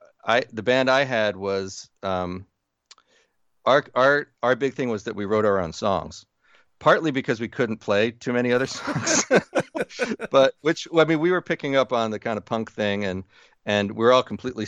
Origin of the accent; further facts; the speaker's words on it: New Jersey, United States; Growing up in New Jersey, the company that my father worked for, he was a salesman for a like truck body company